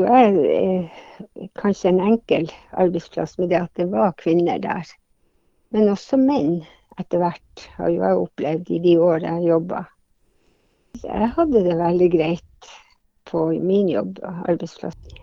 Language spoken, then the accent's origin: Norwegian; Hammerfest, Finnmark, Norway; now in Tromsø, Norway; hjembyen min, Hammerfest